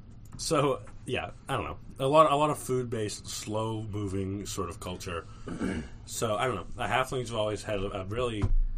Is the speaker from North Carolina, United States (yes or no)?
yes; North Carolina, United States; moved away; I'm originally from North Carolina